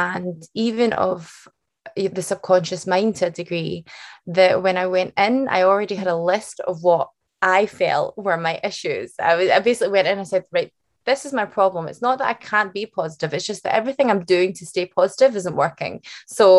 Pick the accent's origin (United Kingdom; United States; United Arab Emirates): United Kingdom; Glasgow, Scotland; accent: Scottish; it's a Scottish accent that you're hearing, not Irish or Australian, but full bred Scottish. And I'm from Glasgow.